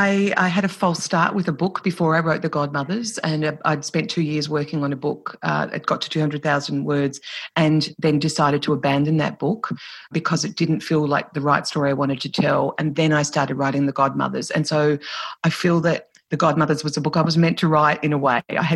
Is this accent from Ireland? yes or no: yes; Ireland; And who are we as Irish people? And what does being Irish mean? It's a constant, constant conversation in Ireland.